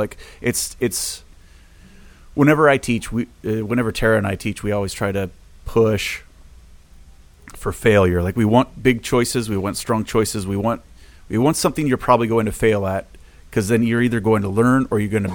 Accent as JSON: {"language": "English", "town": "Portland", "region": "Oregon", "country": "United States", "tie": "born or raised there", "moved": "as an adult", "said": "I grew up in Portland"}